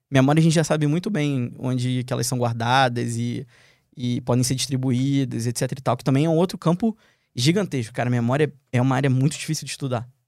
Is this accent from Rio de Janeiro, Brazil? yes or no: yes; Rio de Janeiro, Brazil; moved away as an adult; Sou carioca